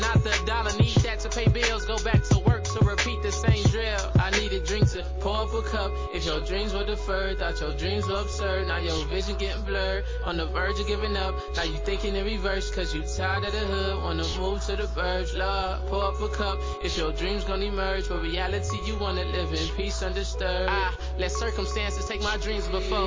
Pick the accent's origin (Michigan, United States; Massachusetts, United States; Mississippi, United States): Michigan, United States; Detroit; my hometown of Detroit, Michigan